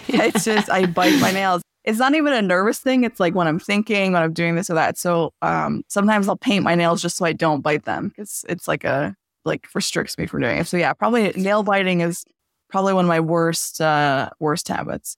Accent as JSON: {"language": "English", "region": "Southeast Michigan", "country": "United States", "tie": "born or raised there", "also_born_or_lived": "Los Angeles / Dearborn / Sterling Heights / Bloomfield", "said": "originally, I'm from Los Angeles, but I was mostly raised, uh, in Southeast Michigan."}